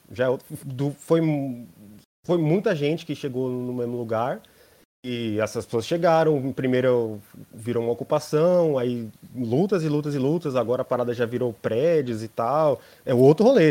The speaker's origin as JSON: {"language": "Portuguese", "region": "São Paulo", "country": "Brazil", "tie": "born or raised there", "said": "nasci em, aqui de São Paulo mesmo, da Quebrada, sou da, da ZL."}